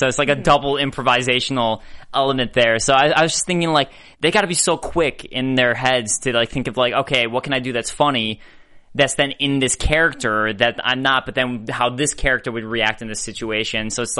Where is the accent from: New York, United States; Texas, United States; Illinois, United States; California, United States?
Illinois, United States; Chicago; Like, I'm from Chicago, where that's